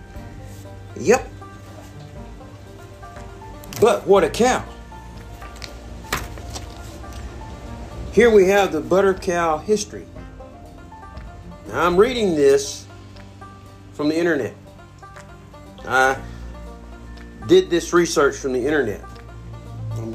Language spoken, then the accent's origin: English; the South, United States; I'm from the South